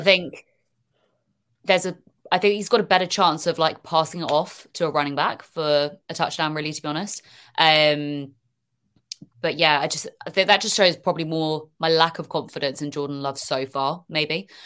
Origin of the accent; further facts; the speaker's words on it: United Kingdom; accent: British; I'm hearing a British accent and stuff come on